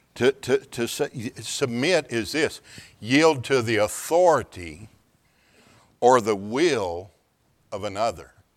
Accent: Houston, Texas, United States; I'm from the Houston area

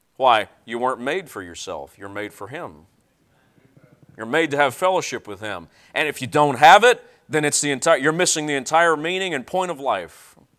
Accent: Tennessee, United States; I'm from Tennessee

